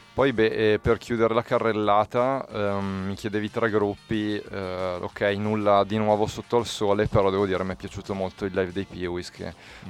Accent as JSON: {"language": "Italian", "area": "Bergamo area", "region": "Lombardy", "country": "Italy", "said": "dalle nostre parti, cioè in Bergamasca"}